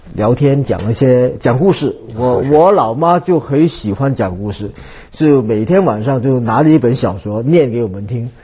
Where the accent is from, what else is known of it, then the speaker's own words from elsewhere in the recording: Vietnam; moved away; also born or lived in Hong Kong / United States; 我是在越南从年长大。从小长大